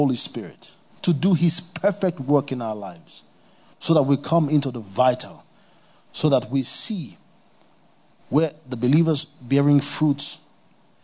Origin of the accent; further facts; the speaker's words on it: Kano, Kano State, Nigeria; I grew up in Kano